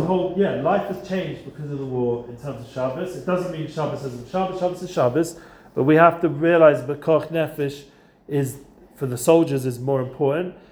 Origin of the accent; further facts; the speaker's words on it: England, United Kingdom; now in Israel; I'm English.